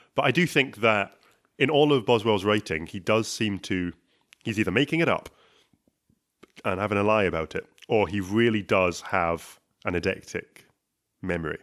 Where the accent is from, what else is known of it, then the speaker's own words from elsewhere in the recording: Scotland, United Kingdom; I'm from Scottish